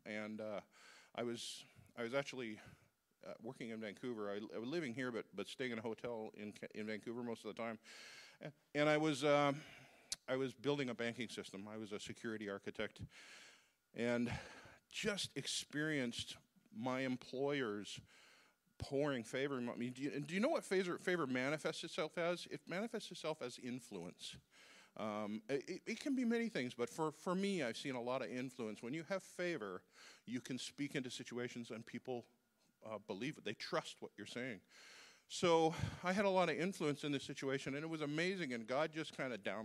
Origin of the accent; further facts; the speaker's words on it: Uganda; I'm from Uganda.